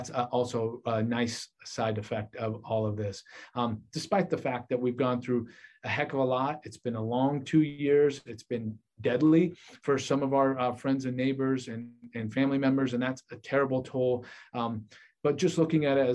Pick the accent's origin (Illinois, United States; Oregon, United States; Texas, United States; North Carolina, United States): Oregon, United States; Portland; moved away as an adult; also born or lived in Vancouver, Washington / Philadelphia, Pennsylvania / Washington, D.C.; now in Hattiesburg, United States; Originally, I'm from Portland, Oregon